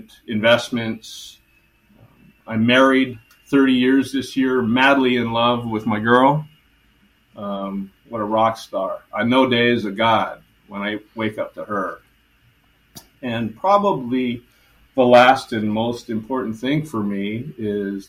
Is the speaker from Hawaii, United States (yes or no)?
yes; Honolulu, Hawaii, United States; Born and raised in Honolulu, Hawaii